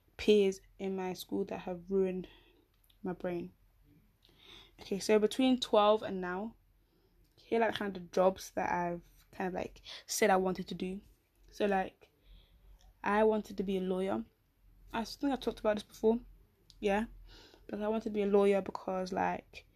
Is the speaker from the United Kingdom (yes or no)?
yes; United Kingdom; I'm so British.